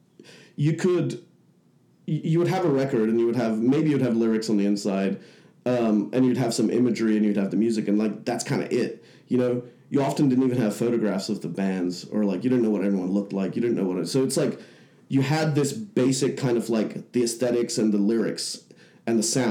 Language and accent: English; Hong Kong; moved away as an adult; also born or lived in Leicester, England; now in Bay Area, United States; I was born in Leicester, but when I was around six, my family moved to Hong Kong, which was at that time a British colony. So it was like picking up and moving to another state or something like that. You know, you could just do that and start working there. And so I grew up from the age of like six to the age of 18 there in Hong Kong